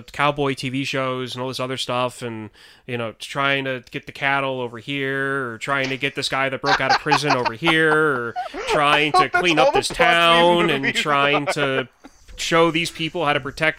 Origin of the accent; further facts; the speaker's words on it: Midwest, United States; moved away; also born or lived in St. Louis area; I'm from the Midwest originally, not from, like, that part of the Midwest, but, like, I should have, like, I was exposed to that when we lived around the St. Louis area